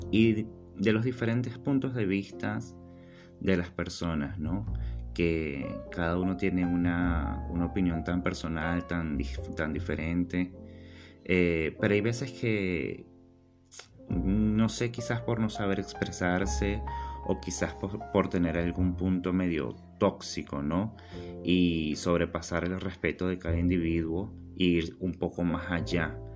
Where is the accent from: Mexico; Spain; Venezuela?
Venezuela; now in Buenos Aires, Argentina; Nosotros somos venezolanos, tenemos dos años y medio acá en Argentina, en Buenos Aires